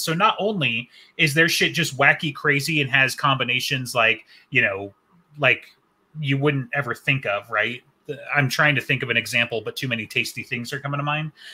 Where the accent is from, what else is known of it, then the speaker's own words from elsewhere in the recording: United States; We're American nerds.